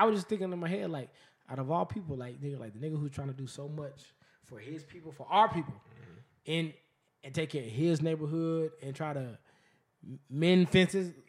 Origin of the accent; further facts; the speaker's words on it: Las Vegas, Nevada, United States; I'm born and raised in Vegas. I, I've only lived in Vegas.